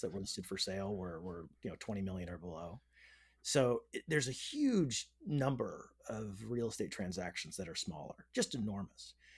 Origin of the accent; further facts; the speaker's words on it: Northern California, United States; I grew up in Northern California